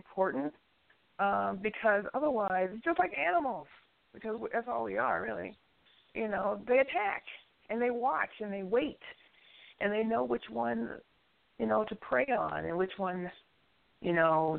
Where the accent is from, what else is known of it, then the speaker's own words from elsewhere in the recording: New York, United States; I grew up in New York, and that's what my mother did.